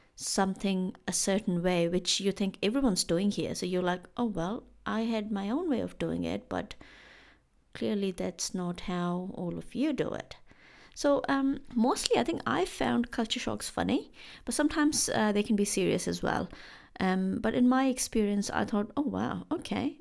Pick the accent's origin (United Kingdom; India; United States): India; moved away as an adult; now in New Zealand; I am from India in case you have forgotten. And in India back in the day when I was when I used to live there